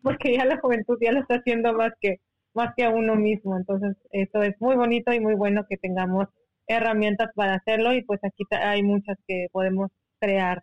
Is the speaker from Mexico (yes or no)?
yes; Seri community, Sonora, Mexico; first language Seri; Spanish is a second language; ser una comunidad indígena como comunidad con CAS que somos, como hombres y mujeres de arena